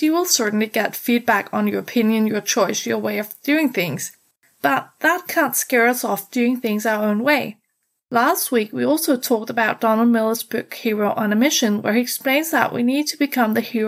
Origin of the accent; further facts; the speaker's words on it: Denmark; I'm from Denmark, the country of fairy tales, hygge, and happiness